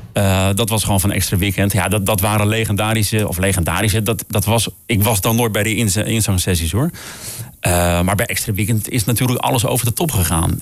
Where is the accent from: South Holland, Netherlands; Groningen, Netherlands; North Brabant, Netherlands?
Groningen, Netherlands; Ik kom uit Groningen